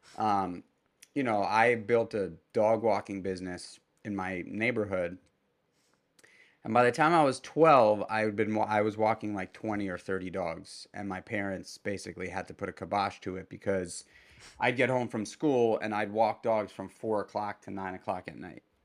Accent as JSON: {"language": "English", "town": "New York City", "region": "New York", "country": "United States", "tie": "born or raised there", "also_born_or_lived": "Brooklyn", "moved": "as an adult", "lives_now": "Hudson Valley, New York, United States", "said": "I grew up in Manhattan and spent the better part of my adult life in Brooklyn"}